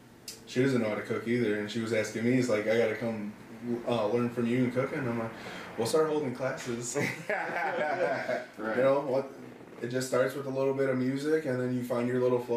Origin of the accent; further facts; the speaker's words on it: Aurora, Illinois, United States; now in Oswego, United States; Born and raised in Aurora. Grew up four or five blocks down here from 4th and Sims.